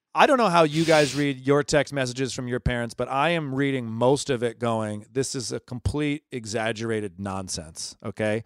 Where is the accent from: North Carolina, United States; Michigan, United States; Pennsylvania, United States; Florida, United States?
Michigan, United States; Ann Arbor; also born or lived in Los Angeles; now in New York, United States; I'm from Ann Arbor, Michigan.